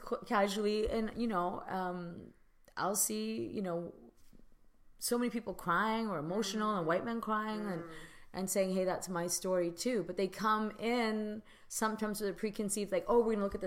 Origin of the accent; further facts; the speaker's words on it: Vancouver, British Columbia, Canada; I'm from Vancouver.